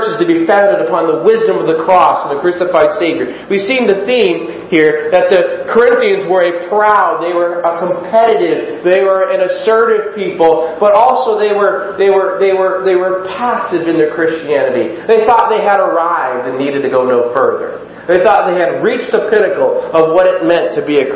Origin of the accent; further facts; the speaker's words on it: United States; we as Americans